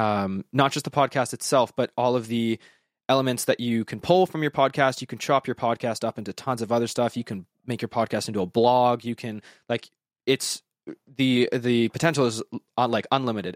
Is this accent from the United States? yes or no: no; Western Canada, Canada; I'm from Western Canada